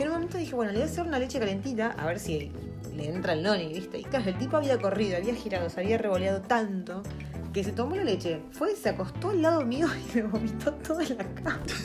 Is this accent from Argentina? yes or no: yes; Argentina; now in New Zealand; estamos re hambrentinos